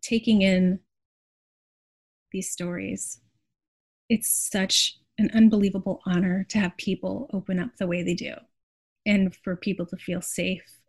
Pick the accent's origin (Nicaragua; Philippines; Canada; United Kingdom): Canada; Montreal, Quebec; now in Brooklyn, United States; the place where I grew up in Montreal as a child